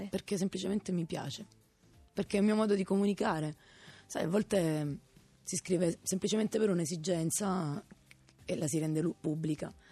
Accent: Italy; now in Rome, Italy; La mia famiglia, i miei amici, quelli di sempre, il mio paese, Radeo.

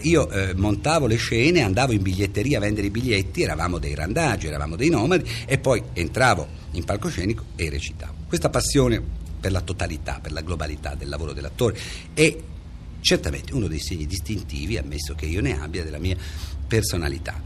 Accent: Reggio Emilia, Emilia-Romagna, Italy; moved away; also born or lived in Parma; io sono nato e sono cresciuto a Reggio Emilia

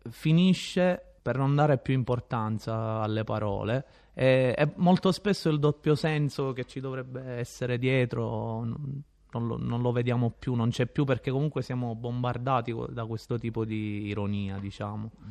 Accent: Sicily, Italy; E eh, sono tornato appositamente nel mio paese, diciamo, d'origine, in Sicilia, dove non succede praticamente nulla, per fortuna.

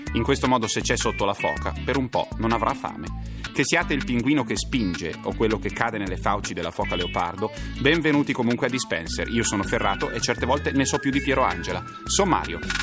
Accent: Varese, Lombardy, Italy; io sono di Varese, operosa cittadina delle prealpi lombarde

